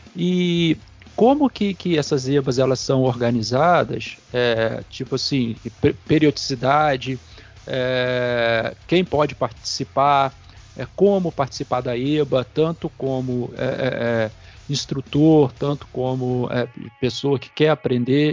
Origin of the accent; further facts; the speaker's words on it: Campos dos Goytacazes, Rio de Janeiro, Brazil; eu sou de Campos